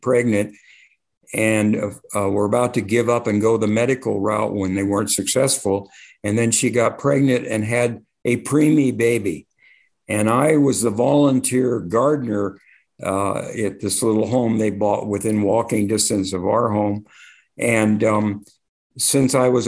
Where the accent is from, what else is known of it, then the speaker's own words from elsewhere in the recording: Compton, California, United States; also born or lived in Long Beach, California; I grew up in Compton, California